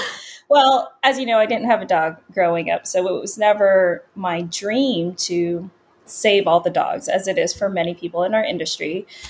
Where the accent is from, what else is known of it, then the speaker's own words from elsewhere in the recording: Virginia, United States; also born or lived in Los Angeles, California / New York / Pennsylvania / Washington, D.C.; I was born in Los Angeles and we moved from California to New York, back to California, to Pennsylvania, to Washington, D.C. And then I spent most of my adolescence and early adult years in the Northern Virginia area